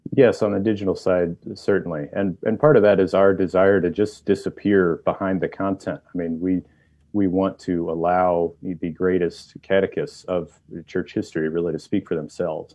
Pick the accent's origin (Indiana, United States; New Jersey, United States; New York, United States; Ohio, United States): Indiana, United States; northern; moved away; Originally, northern Indiana